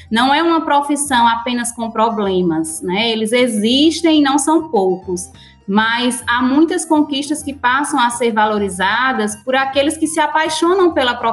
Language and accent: Portuguese; Currais Novos, Rio Grande do Norte, Brazil; also born or lived in Acari; Eu nasci em Acari, mas fui criada sempre no município de Currais Novos.